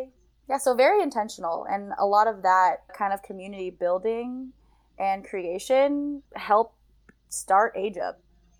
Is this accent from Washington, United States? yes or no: yes; Seattle, Washington, United States; I grew up in Seattle